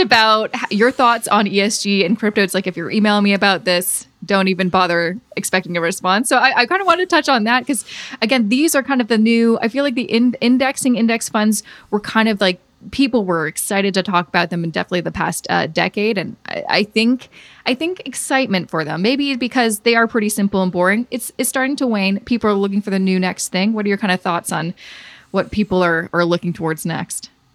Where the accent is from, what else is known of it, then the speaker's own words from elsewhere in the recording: Canada; As a Canadian